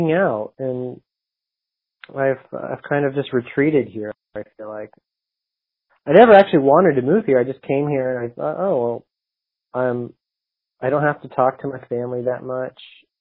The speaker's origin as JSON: {"language": "English", "town": "Dallas", "region": "Texas", "country": "United States", "tie": "born or raised there", "moved": "yes", "said": "growing up in Dallas"}